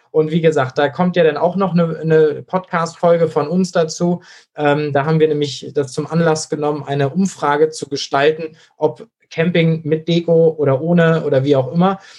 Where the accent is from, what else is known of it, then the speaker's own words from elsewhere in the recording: Schleswig-Holstein, Germany; Das ist in Schleswig-Holstein, wo ich herkomme, natürlich auch so gewesen. Da hatte der Kreis Pinneberg andere Regeln als der Kreis Schleswig-Flensburg.